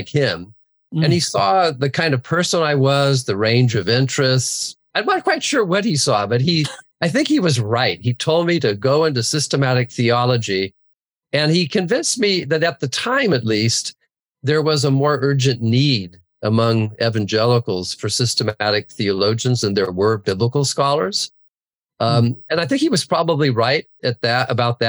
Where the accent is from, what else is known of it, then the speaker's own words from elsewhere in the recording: Santa Barbara, California, United States; I grew up in the Santa Barbara area.